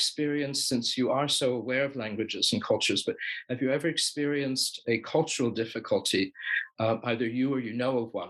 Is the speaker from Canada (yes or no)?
no; United States